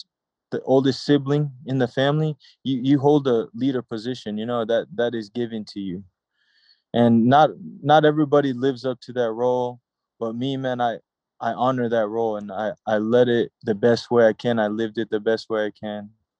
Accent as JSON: {"language": "English", "country": "United States", "tie": "born or raised there", "said": "I'm Micronesian while growing up in America, you know? It's like two different lifestyles that I lived my whole life, you know, American lifestyle, then Micronesian lifestyle."}